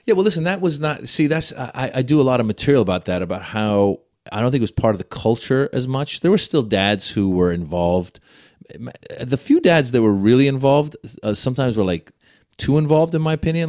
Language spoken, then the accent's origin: English; Iran; moved away; I was born in Iran.